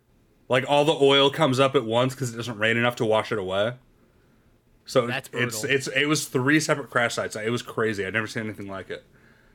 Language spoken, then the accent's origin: English; California, United States; moved away; I'm back in California